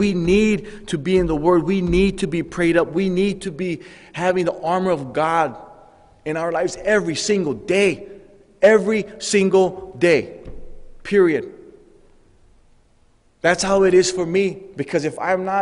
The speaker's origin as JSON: {"language": "English", "region": "Hawaii", "country": "United States", "tie": "born or raised there", "said": "growing up in Hawaii, I had a Samoan friend."}